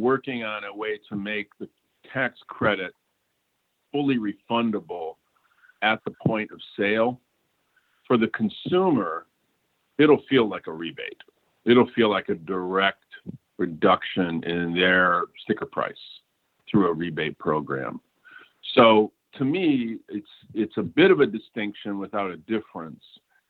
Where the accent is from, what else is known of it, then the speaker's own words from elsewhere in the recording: Flint, Michigan, United States; my hometown of Flint.